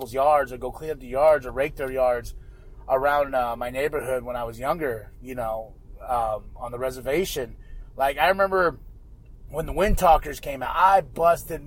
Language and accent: English; United States; now in Flagstaff, United States; all we could do in my hometown was eat.